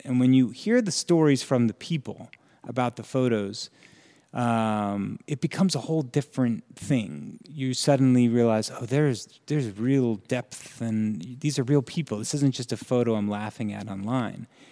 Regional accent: Florham Park, New Jersey, United States; I'm from New Jersey. So, I grew up in a very

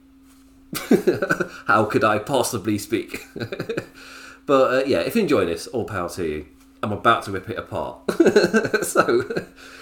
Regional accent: England, United Kingdom; Me as an Englishman

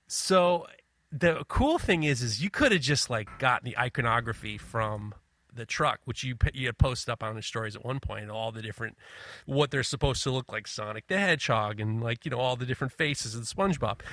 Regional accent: New York City, New York, United States; also born or lived in Ohio; I grew up in Manhattan

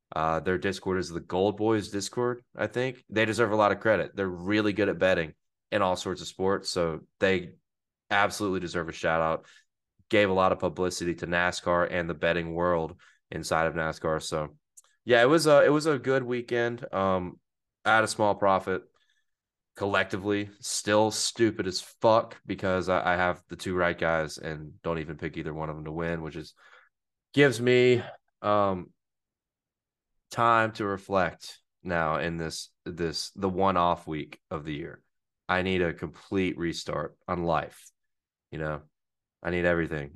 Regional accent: Hattiesburg, Mississippi, United States; I'm from Hattiesburg

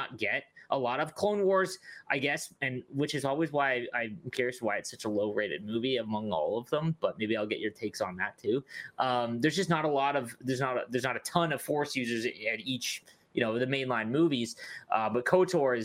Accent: Canada; as a Canadian

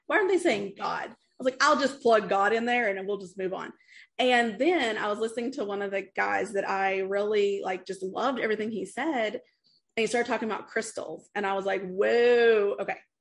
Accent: East Tennessee, United States; I grew up in East Tennessee in the Appalachian Mountain area

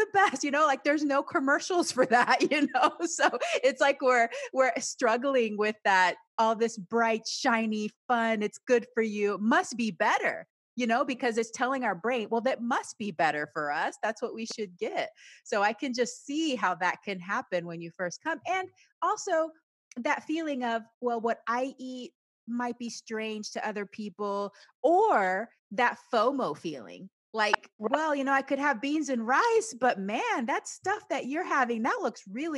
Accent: Panama; also born or lived in United States; because I grew up both in Panama and the United States. So I feel like I can immerse in both cultures and feel fine.

